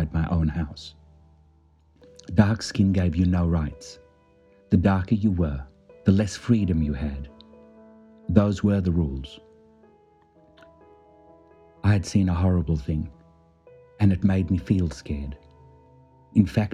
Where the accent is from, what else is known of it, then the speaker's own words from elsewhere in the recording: South Africa; Life as a young boy growing up in South Africa